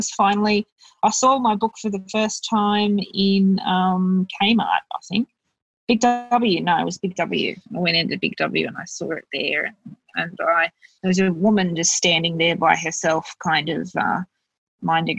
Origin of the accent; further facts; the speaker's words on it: Bankstown, New South Wales, Australia; I'm from Bankstown